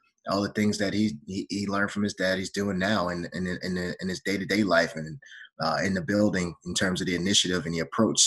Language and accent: English; United States; my brother and I as young men growing up in America